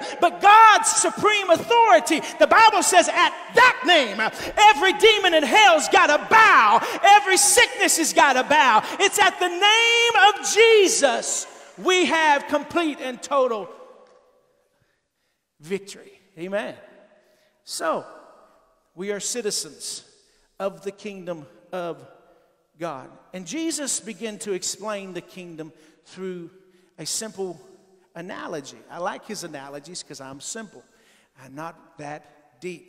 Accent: Texas, United States; I'm from Texas

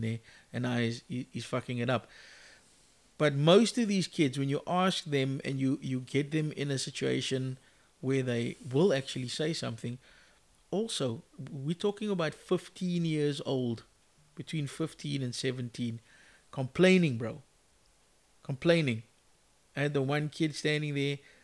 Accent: Cape Town, Western Cape, South Africa; growing up in Mitchell's Plain

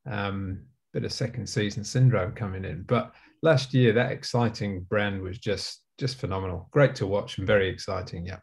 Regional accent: Leeds, Yorkshire and the Humber, United Kingdom; now in Auckland, New Zealand; Well, I was born in Leeds, and um, as a one club city, growing up as a young kid, um, it was Leeds United

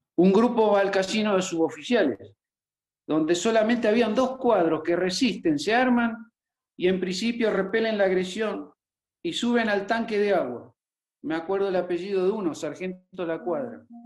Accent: Formosa, Argentina; Formosa, mi provincia natal

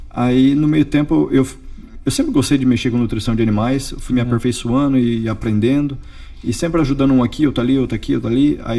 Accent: Bauru, São Paulo, Brazil; moved away as an adult; now in United States; Eu sou do interior de São Paulo, de Bauru.

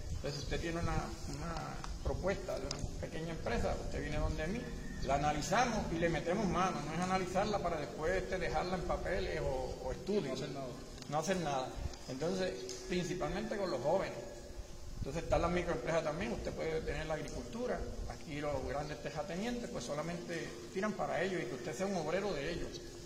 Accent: Maricao, Puerto Rico; nacido y criado en el Partido de Baja de Maricao

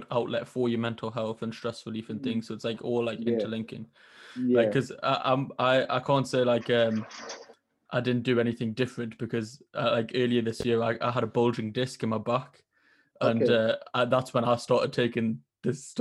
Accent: Newcastle upon Tyne, North East England, United Kingdom; accent: Geordie; I was born like 30 seconds away from St. James's Park. There's a hospital right next to St. James's Park called the RVI. It's like the biggest hospital in Newcastle

